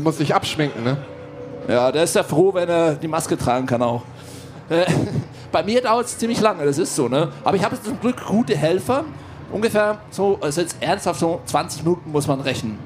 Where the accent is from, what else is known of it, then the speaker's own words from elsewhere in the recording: Switzerland; Ich bin aus der Schweiz